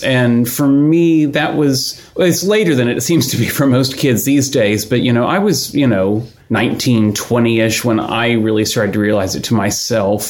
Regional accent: Houston, Texas, United States; moved away as an adult; I grew up in Houston

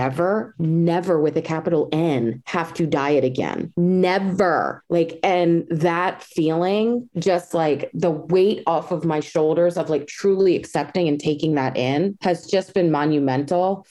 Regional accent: Maryland, United States; I'm from Maryland and I have a lot of pride in it.

